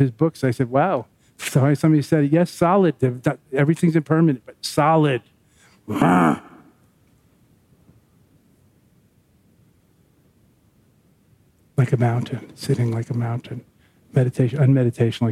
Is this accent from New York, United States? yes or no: yes; Long Island, New York, United States; when I was growing up in Long Island